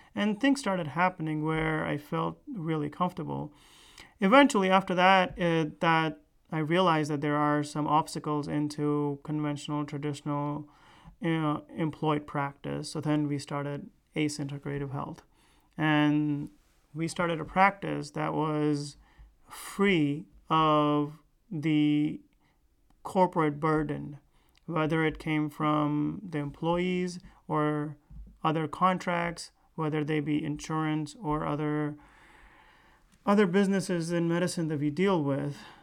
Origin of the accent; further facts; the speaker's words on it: United States; also born or lived in India; raised in United States. I was really young when I moved here